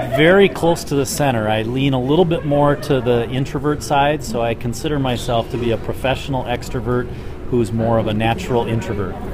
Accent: Lake Geneva, Wisconsin, United States; I'm from Lake Geneva, Wisconsin

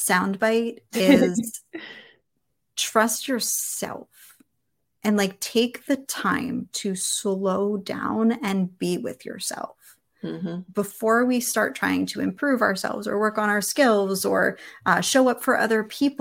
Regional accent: Philadelphia, Pennsylvania, United States; moved away; I grew up in Philadelphia

